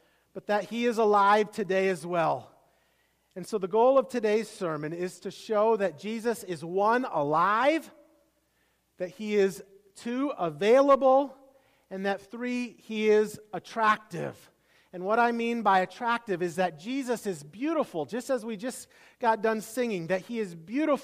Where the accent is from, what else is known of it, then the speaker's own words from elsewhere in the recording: Iowa, United States; moved away; I grew up in Iowa